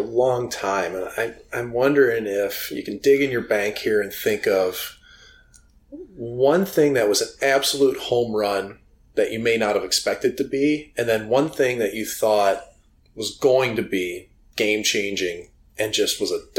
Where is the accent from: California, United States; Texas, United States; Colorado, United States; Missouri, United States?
Missouri, United States; St. Louis; I grew up in St. Louis.